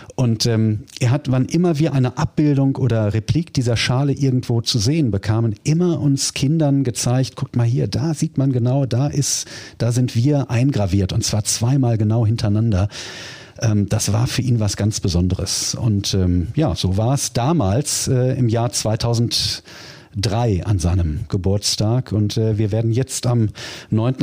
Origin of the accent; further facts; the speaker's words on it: Duisburg, North Rhine-Westphalia, Germany; Ich bin ja gebürtiger Duisburger